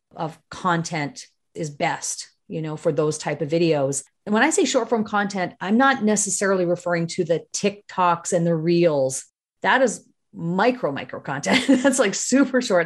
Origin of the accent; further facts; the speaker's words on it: Northern Ontario, Canada; also born or lived in British Columbia / Toronto / Kitchener-Waterloo; now in Chatham, Canada; I grew up in Northern Ontario. That's, so I'm from a, a mining town in Northern Ontario